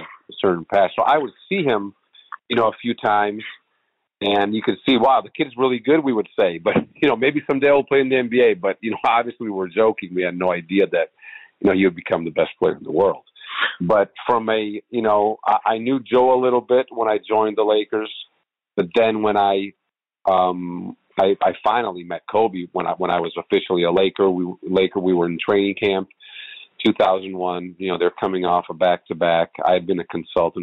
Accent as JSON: {"language": "English", "country": "Italy", "tie": "born or raised there", "said": "I grew up in Italy"}